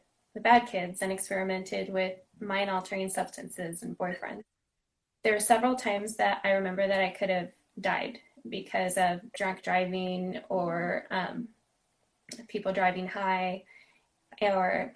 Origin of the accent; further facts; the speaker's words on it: Los Angeles, California, United States; also born or lived in San Diego; I was born and raised locally out in the San Fernando Valley